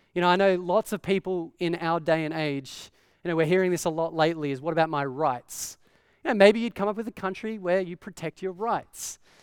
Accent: Australia; growing up in Australia

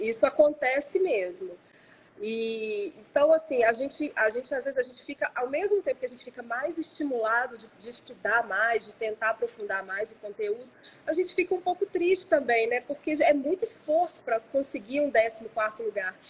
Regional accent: Belo Horizonte, Minas Gerais, Brazil; moved away as an adult; now in São Paulo, Brazil; eu nasci em Belo Horizonte, minha família é toda de Belo Horizonte

